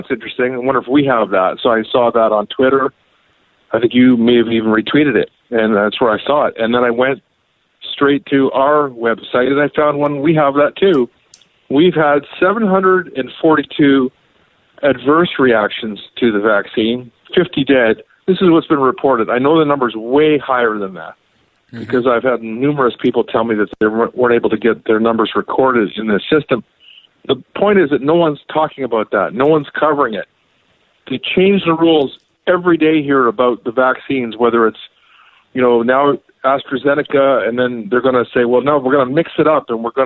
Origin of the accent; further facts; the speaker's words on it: Canada; I grew up here in Canada.